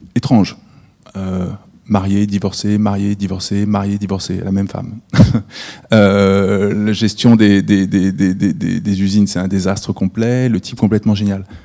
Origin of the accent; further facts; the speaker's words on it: France; also born or lived in United States; je ne suis pas américain, donc je suis français